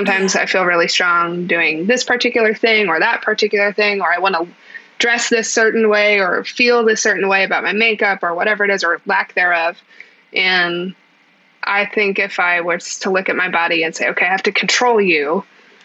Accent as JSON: {"language": "English", "country": "United States", "said": "I'm technically an American with a disability."}